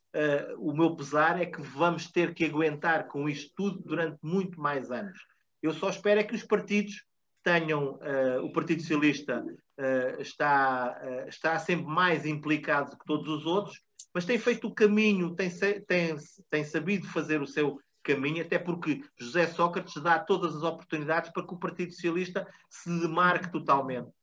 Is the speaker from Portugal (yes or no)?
yes; Portugal; enquanto portugueses